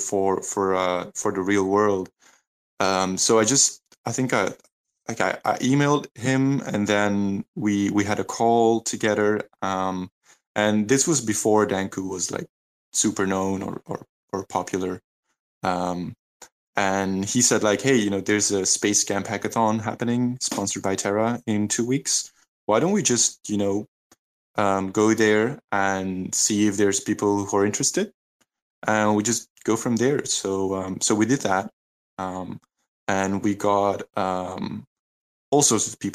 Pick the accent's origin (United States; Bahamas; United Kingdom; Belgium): Belgium; Leuven, Flanders; my hometown in Leuven in Belgium